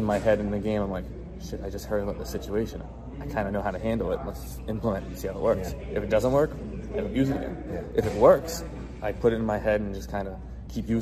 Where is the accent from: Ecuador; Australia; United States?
United States; Braintree, Massachusetts; I'm from Boston, or I guess Braintree, but technically Boston